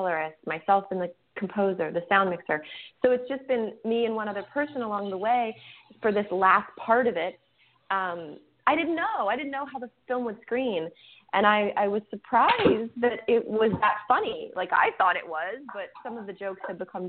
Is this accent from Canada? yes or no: yes; Winnipeg, Manitoba, Canada; my hometown, which is Winnipeg, Canada